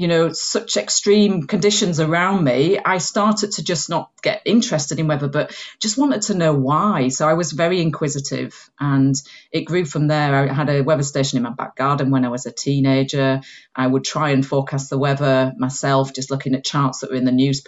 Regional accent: Huddersfield, Yorkshire and the Humber, United Kingdom; accent: Yorkshire; moved away as an adult; now in South of England, United Kingdom; I've got a twang of a Yorkshire accent in here, although I've lived in the south of England for the last 25 years. But I grew up in Yorkshire on top of the Pennines in Uddersfield

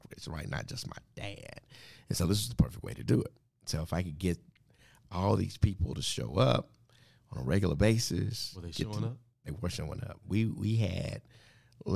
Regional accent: Dallas, Texas, United States; I grew up in Wynwood Hills, that part of Oak Cliff

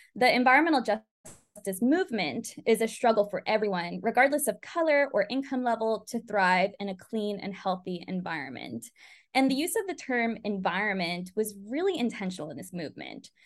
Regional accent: California Central Valley, United States; Growing up in California Central Valley

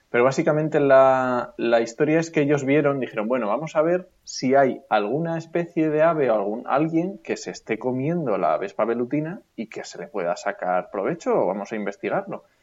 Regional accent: Asturias, Spain; now in Castilla-La Mancha, Spain; Sí, sí, sí, yo soy de nacimiento asturiano.

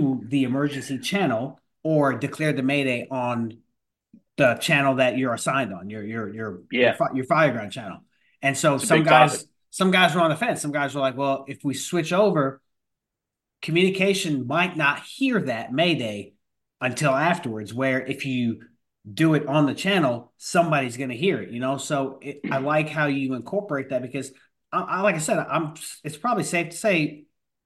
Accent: New York, United States; I'm from New York

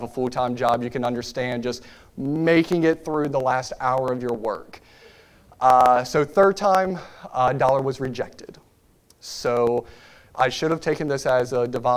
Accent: Richmond, Virginia, United States; moved away as an adult; now in Lynchburg, United States; my wife and I, we are both originally from Richmond, Virginia, and we have called Lynchburg, Virginia home for the last 10 years

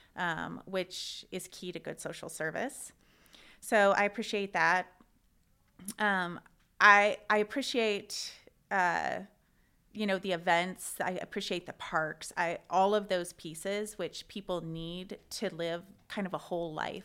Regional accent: Missoula, Montana, United States; moved away as an adult; also born or lived in Oregon; now in Spokane, United States; I grew up in Missoula, Montana, and I studied psychology there

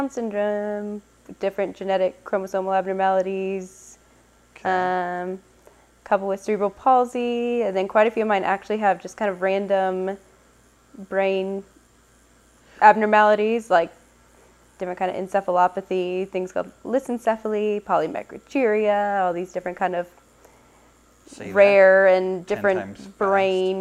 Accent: Oklahoma, United States; moved away as an adult; also born or lived in North Carolina / Nashville, Tennessee; now in Arizona, United States; I grew up in Oklahoma

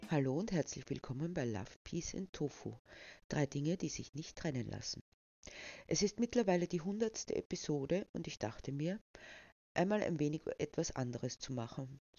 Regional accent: Lower Austria, Austria; born there; now in Burgenland, Austria; Ich wurde 1972 in Niederösterreich geboren, um nach einigen Irrungen und Wirrungen nun als aktivistische Schriftstellerin meinen Lebensabend zu verbringen, vorerst im idyllischen Burgenland.

